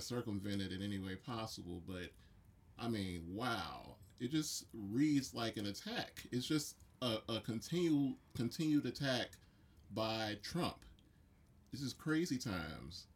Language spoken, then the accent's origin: English; United States